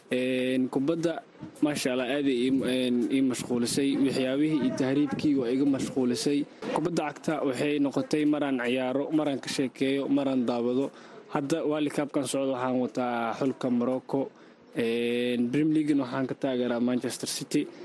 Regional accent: Dadaab, Garissa County, Kenya; moved away as an adult; also born or lived in Turkey; haatan waxaan kusoo laabtay meesheedii aan ku barbaaray ee eh, qaxootiga dhadhaab

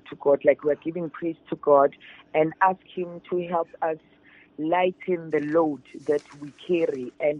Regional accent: South Africa; as a South African, a black child

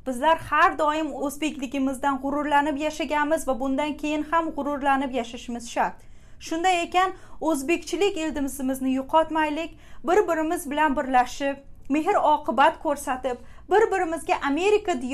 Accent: Uzbekistan; now in New York, United States; o'zbekman deb g'ururlanib yashashda davom etamiz

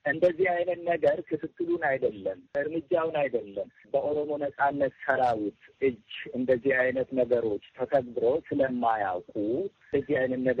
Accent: Oromia, Ethiopia; ከህወሀት ጋር ያልጨረስነው ቢዝነስ አለን እንደ ኦሮሞ ህዝብ።

